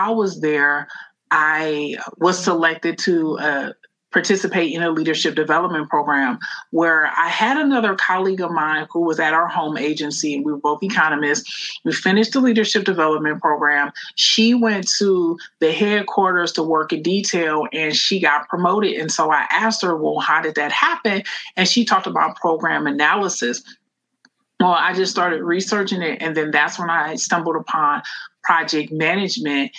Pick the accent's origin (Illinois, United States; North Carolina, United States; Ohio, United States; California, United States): Ohio, United States; I'm currently in the state of Ohio, and that's my home state. That's where I'm from, and I'm back here in Cleveland, Ohio.